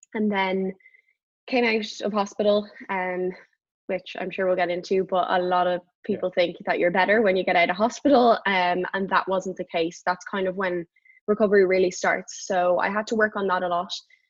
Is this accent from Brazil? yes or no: no; Dublin, Leinster, Ireland; moved away as an adult; also born or lived in United States; very near in South Dublin, very near where we live. And I would go up there whenever I was home from the States to train.